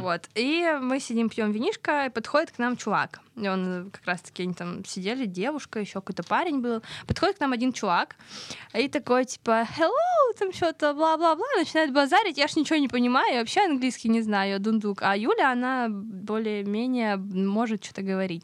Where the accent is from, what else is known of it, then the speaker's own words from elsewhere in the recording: Pyatigorsk, Stavropol Krai, Russia; Я с Кавказа. А, я Северного Кавказа, с города Пятигорск